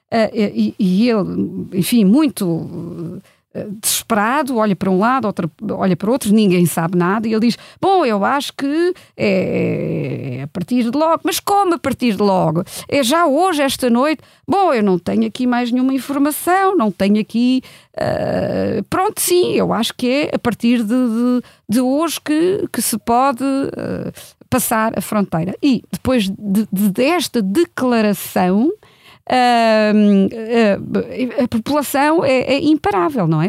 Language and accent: Portuguese; Germany; now in Portugal; eu cresci na Alemanha e nos anos 80 andava eu na escola